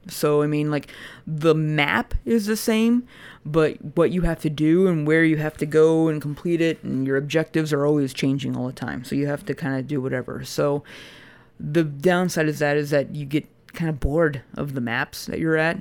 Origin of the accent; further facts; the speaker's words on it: United States; as an American